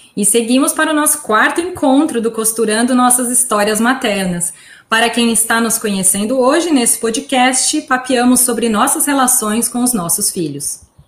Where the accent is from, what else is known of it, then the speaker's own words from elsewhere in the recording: São Carlos, São Paulo, Brazil; moved away as an adult; now in United States; originalmente eu sou de São Carlos